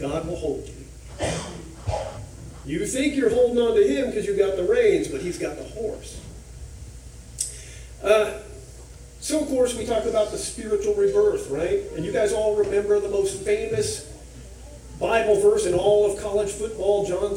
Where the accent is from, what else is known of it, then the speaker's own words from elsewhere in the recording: Duncanville, Texas, United States; moved away as an adult; now in Memphis area, United States; I grew up in a small horse ranch town called Duncanville outside of Dallas